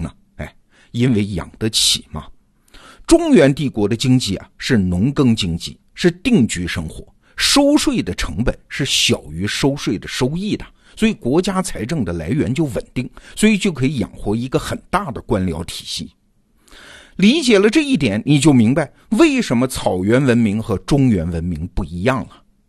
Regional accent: China; 我开始重新理解自己作为一个中国人的身份。

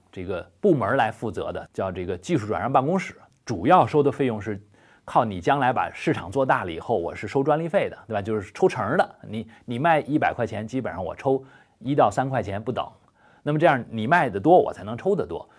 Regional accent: China; 我们中国人

